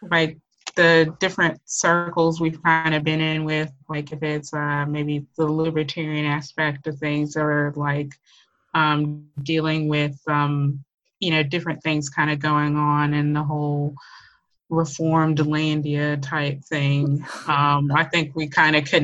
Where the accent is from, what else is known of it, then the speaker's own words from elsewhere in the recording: Memphis, Tennessee, United States; also born or lived in Georgia / Mississippi / Kentucky; now in Australia; Australia is not my home home. Um, I am an American. I'm originally from Memphis, Tennessee, but I have lived many other places like Georgia, Mississippi, Kentucky, basically.